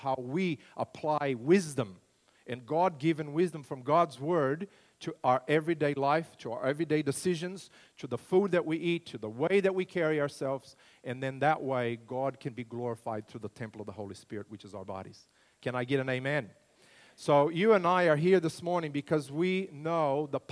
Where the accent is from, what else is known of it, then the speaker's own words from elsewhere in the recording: Brazil; moved away as an adult; also born or lived in United States / Launceston, Australia; now in Australia; I grew up in Brazil, in central Brasil, right in the heart of the country, near Brasilia, the capital city, in a farming community